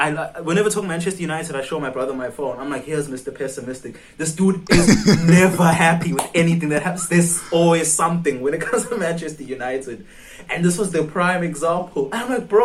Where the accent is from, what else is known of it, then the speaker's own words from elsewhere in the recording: South Africa; I'm from South Africa